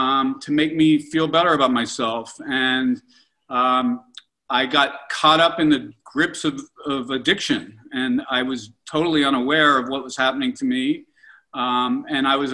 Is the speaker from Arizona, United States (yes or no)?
no; Pittsburgh, Pennsylvania, United States; I'm 58 years old, and you know, I grew up in Pittsburgh and in the 70s.